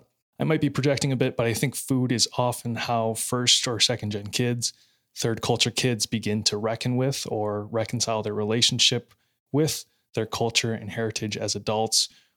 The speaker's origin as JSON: {"language": "English", "country": "United States", "said": "I find myself doing the same. I'm Chinese American."}